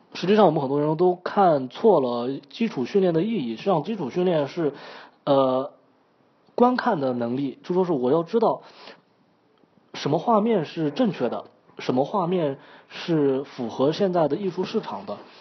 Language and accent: Chinese; China; now in Italy; 借助我们中国人